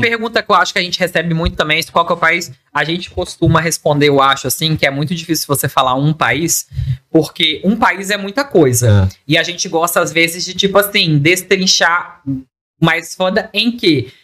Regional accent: Espírito Santo, Brazil; A gente é capixaba

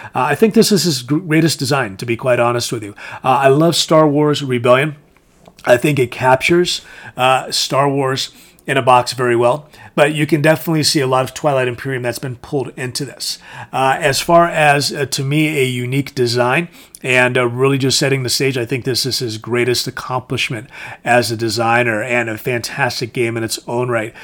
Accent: Connecticut, United States; it was starting to get popular where I grew up in Connecticut.

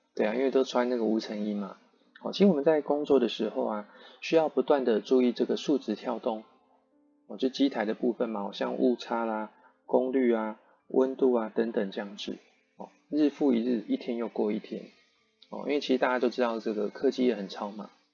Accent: Yilan County, Taiwan; 我是宜兰人，就不熟台北的路嘛

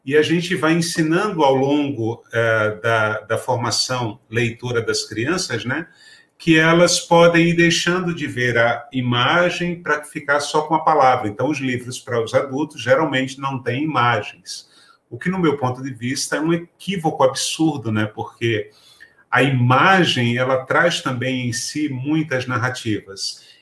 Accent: Pernambuco, Brazil; moved away as an adult; now in São Paulo, Brazil; Eu saí de Pernambuco aos 25 anos. E quando eu cheguei em São Paulo, eu enfrentei uma dura realidade que foi inclusive do mercado de trabalho me cobrando que eu modificasse o meu sotaque.

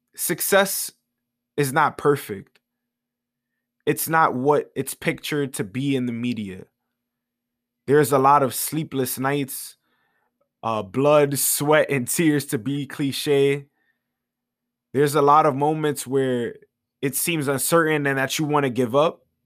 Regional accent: New York City, New York, United States; I am from the Bronx, New York

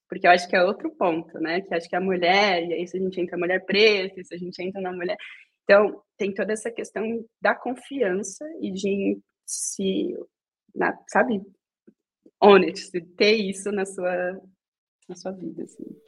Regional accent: São Paulo, Brazil; moved away as an adult; now in Berlin, Germany; nascida e criada em São Paulo, é, na região ali de Jabaquara e arredores

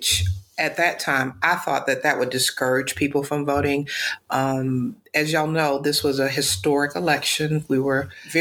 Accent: Daphne, Alabama, United States; now in Atlanta, United States; born and raised in Daphne, Alabama, been in Atlanta now for quite some time

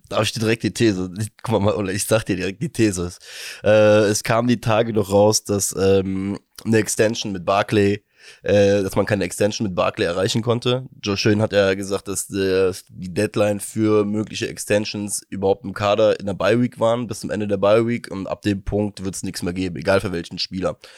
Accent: Germany; als Deutscher

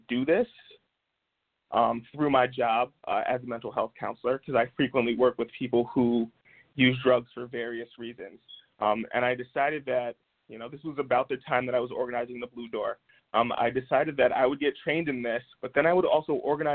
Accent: Albany, New York, United States; in my hometown of Albany, New York

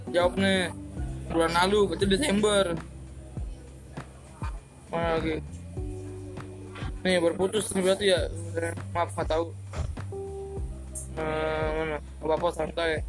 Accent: Surabaya, East Java, Indonesia

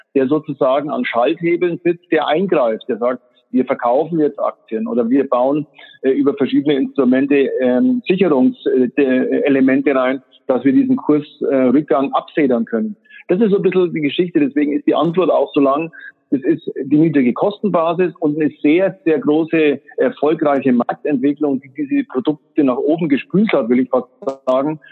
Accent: Germany; als Deutsche

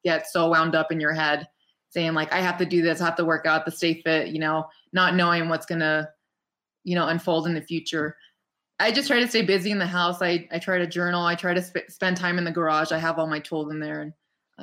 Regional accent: Rancho Cucamonga, California, United States; moved away as an adult; now in Big Bear Lake, United States; my hometown of Ranch Cucamonga

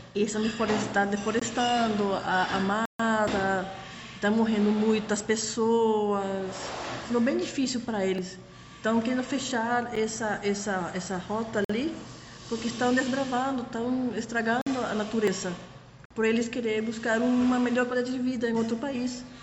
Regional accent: Panama City, Panama; accent: Panamanian; first language Spanish; Portuguese is a second language; moved away as an adult; now in São Paulo, Brazil; eu nasci na cidade do Panamá mesmo, mas eu moro na região de Panamá Oeste

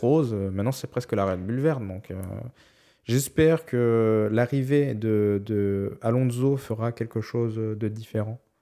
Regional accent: France; on est français

